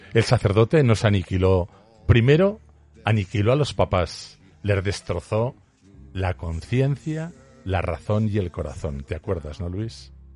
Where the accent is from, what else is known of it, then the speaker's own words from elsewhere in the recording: Aragon, Spain; solo soy un zapatero aragonés